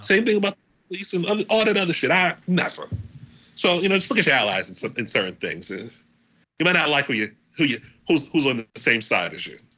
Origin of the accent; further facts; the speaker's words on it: United States; I'm American